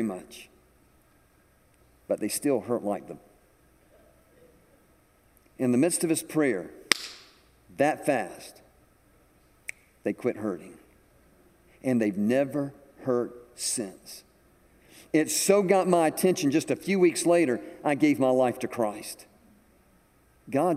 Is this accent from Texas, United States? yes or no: no; Atlanta, Georgia, United States; moved away as an adult; now in South Carolina, United States; I was from Georgia. I was from Atlanta.